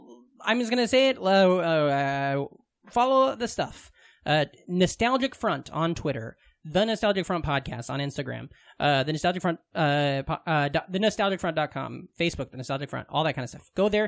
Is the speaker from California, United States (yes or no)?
no; Glenwood, Iowa, United States; moved away; I'm from Southwest Iowa, this little town called Glenwood